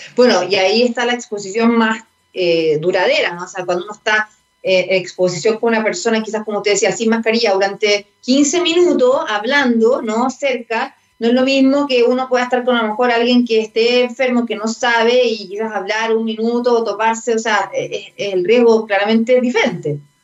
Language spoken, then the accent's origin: Spanish; Chile; nosotros tener en cuenta como chilenos y chilenas